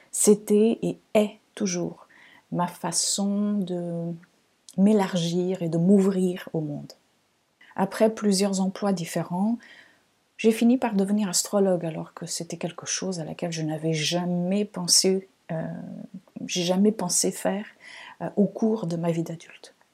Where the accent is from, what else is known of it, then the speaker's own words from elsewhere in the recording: Lisbon, Portugal; born there; French is a second language; je suis née au Portugal, à Lisbonne. Vous avez peut-être entendu ici et là un petit accent. Donc, il vient de là-bas, même si on me dit souvent que je n'ai pas un accent portugais.